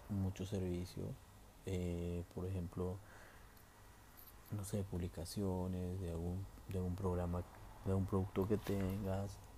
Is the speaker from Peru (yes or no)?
yes; Peru; now in Santa Cruz, Bolivia